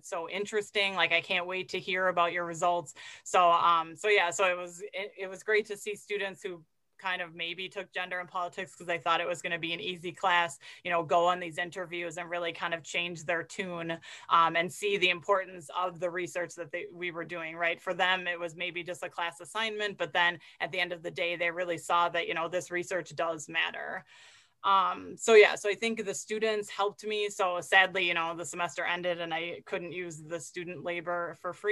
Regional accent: United States; as an American

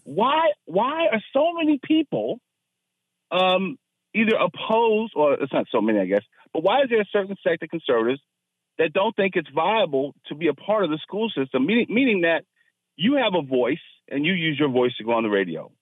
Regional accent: Fairfax County, Virginia, United States; I grew up in Fairfax County and got the best public school education money could buy

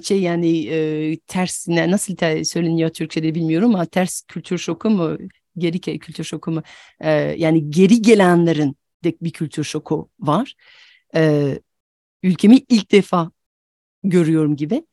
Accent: France; Turkish is a second language; moved away; also born or lived in United States / Turkey; ben aslında Fransızım ama yerli yabancıyım.

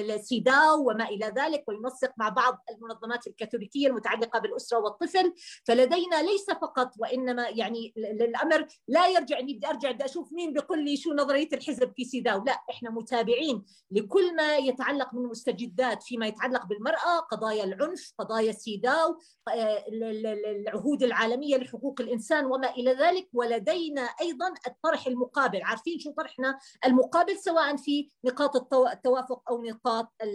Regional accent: Jordan; عندنا في الاردن

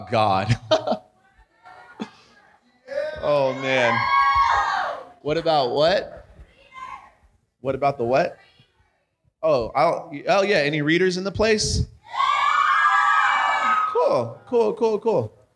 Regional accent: California, United States; now in Arizona, United States; we're from California, and then we moved to Arizona

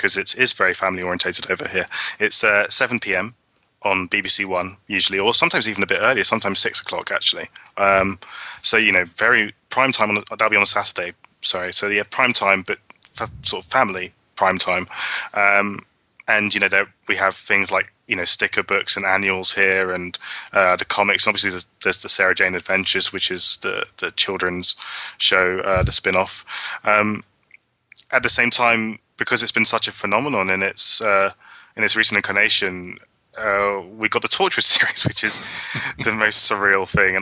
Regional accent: United Kingdom; being a Brit

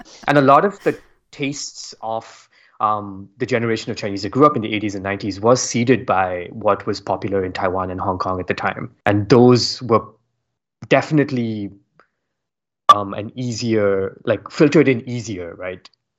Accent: India; Like growing up in India, I feel like I consumed music before there was a music media to tell me what to consume.

